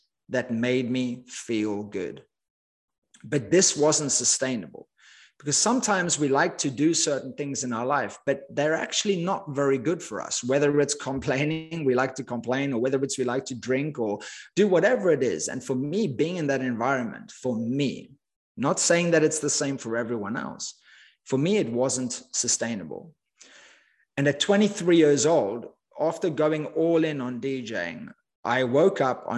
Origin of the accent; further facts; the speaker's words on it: Cape Town, Western Cape, South Africa; moved away as an adult; I grew up in Cape Town, South Africa. As I mentioned, I lived there for the first 20 years of my life.